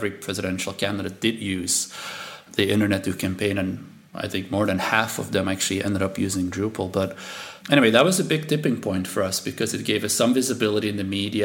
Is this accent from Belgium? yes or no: yes; Belgium; first language Dutch; English is a second language; moved away; I'm from Belgium, and so my family's here